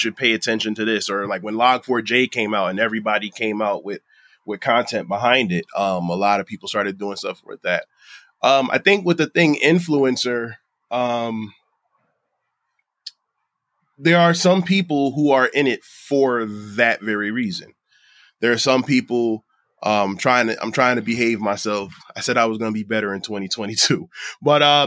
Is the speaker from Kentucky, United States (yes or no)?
no; Bridgeport, Connecticut, United States; I'm a kid from Bridgeport